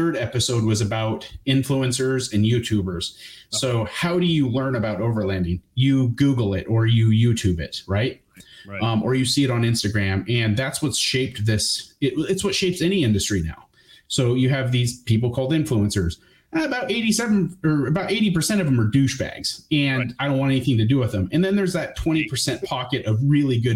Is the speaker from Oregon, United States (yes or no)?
yes; Bend, Oregon, United States; moved away; also born or lived in Waldport, Oregon; Basically I'm from Oregon. I was basically raised on the beach. I split time between the coast and Bend, Oregon.